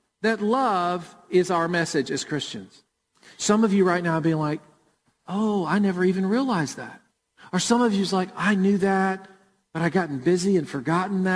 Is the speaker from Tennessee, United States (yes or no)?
yes; Murfreesboro, Tennessee, United States; Jennifer and I grew up in Murfreesboro, and we went to World Outreach Church